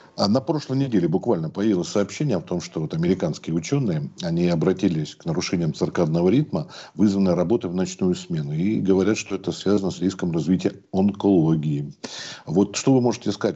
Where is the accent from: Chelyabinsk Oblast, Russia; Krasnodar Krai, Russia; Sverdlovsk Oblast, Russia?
Krasnodar Krai, Russia; я вот из Краснодарского края